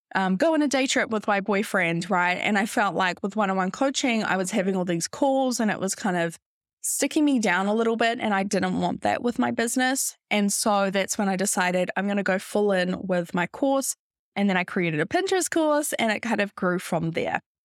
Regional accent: New Zealand; moved away as an adult; also born or lived in London, United Kingdom; I'm originally from New Zealand

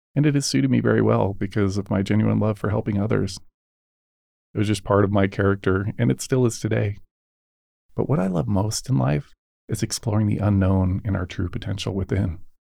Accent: United States; born and raised in the United States

